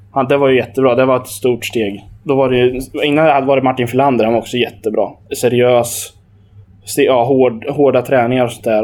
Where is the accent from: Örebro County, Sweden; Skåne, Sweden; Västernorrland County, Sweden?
Örebro County, Sweden; Hallsberg; jag är från Hallsberg